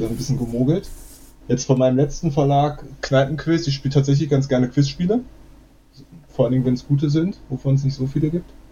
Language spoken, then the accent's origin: German; Berlin, Germany; Ich bin auch aus Berlin ursprünglich